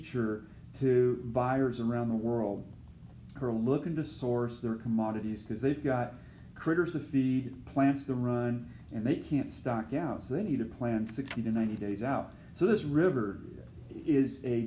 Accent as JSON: {"language": "English", "region": "West Coast", "country": "United States", "moved": "yes", "said": "I hail from the West Coast."}